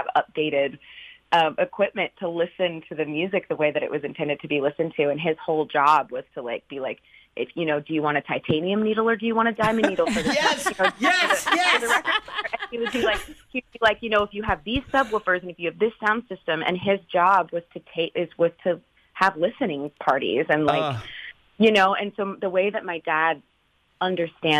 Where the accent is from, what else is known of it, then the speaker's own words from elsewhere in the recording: Northern California, United States; so I'm from California. I'm from Northern California, and my dad and I grew up listening